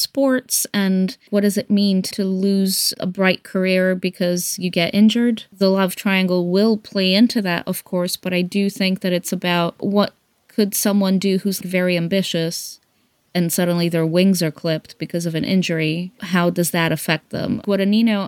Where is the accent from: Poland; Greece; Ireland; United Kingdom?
Greece; moved away; because I grew up in Greece